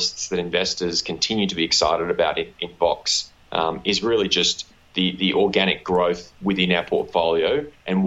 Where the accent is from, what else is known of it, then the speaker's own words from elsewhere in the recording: Australia; accent: Australian; I was born to the southernmost continent in Australia. So apologies to the listeners for my unfortunate Australian accent.